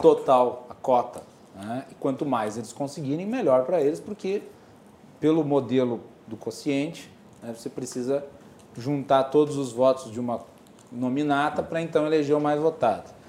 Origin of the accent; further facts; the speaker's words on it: Farroupilha, Rio Grande do Sul, Brazil; lá na minha cidade de Farroupilha